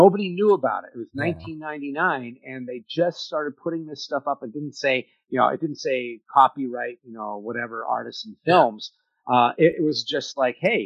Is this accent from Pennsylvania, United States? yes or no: yes; Pennsylvania, United States; I come from the coal mines of Pennsylvania